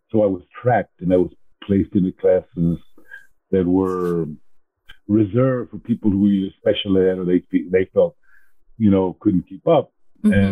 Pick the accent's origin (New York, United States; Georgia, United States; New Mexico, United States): New Mexico, United States; Portales; born there; when I go to New Mexico and say I was born in Portales, uh, New Mexicans are a bit grudging when it comes to accepting Chicanos from Texas, right?